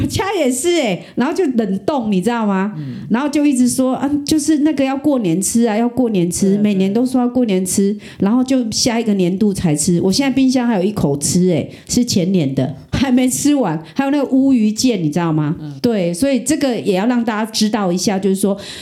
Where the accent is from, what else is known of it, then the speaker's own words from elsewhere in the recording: Kaohsiung, Taiwan; 咱高雄人